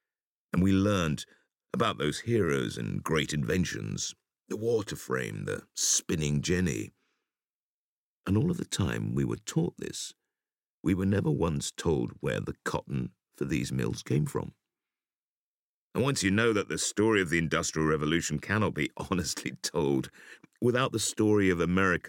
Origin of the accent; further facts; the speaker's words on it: Gateshead, North East England, United Kingdom; which, growing up in Gateshead opposite Newcastle, was a big part of my education.